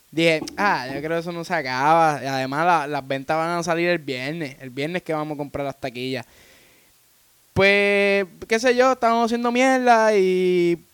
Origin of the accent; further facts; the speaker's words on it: Puerto Rico; now in Florida, United States; somos los anónimos de Puerto Rico y residimos en Florida